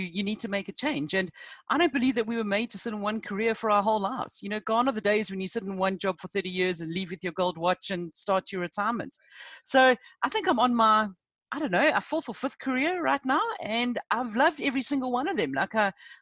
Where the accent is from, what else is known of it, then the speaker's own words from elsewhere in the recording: South Africa; also born or lived in United Kingdom; I'm a South African